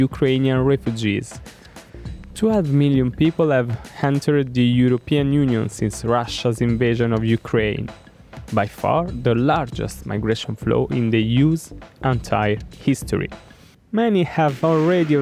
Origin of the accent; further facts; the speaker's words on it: Italy; my home country, Italy